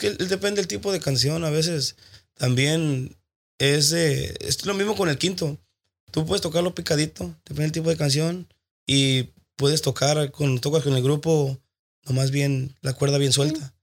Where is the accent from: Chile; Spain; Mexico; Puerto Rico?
Mexico; Tijuana, Baja California; Yo soy de Tijuana